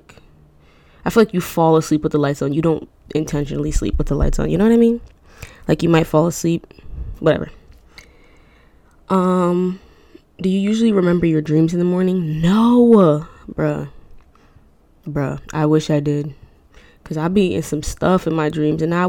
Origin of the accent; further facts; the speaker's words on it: Newark, New Jersey, United States; I was born in Newark